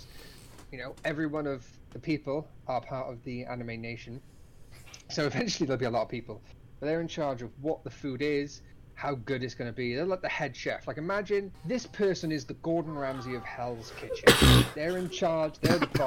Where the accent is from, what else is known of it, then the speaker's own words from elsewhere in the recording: Wales, United Kingdom; I'm Welsh